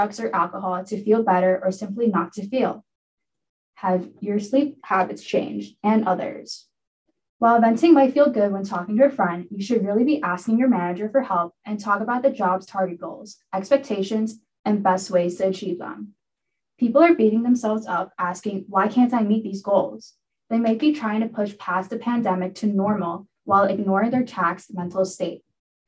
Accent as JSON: {"language": "English", "area": "Long Island", "region": "New York", "country": "United States", "said": "I'm from Long Island, New York"}